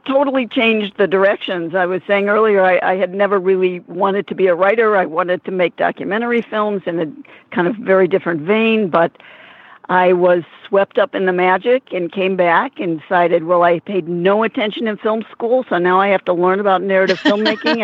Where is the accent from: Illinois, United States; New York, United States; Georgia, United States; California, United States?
Illinois, United States; Peoria; moved away; I'm going to my hometown of Peoria, Illinois.